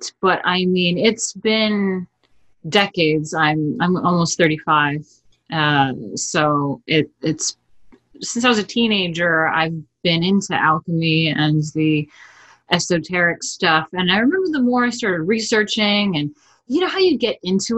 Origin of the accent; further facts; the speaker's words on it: New York, United States; First generation American, born, raised in New York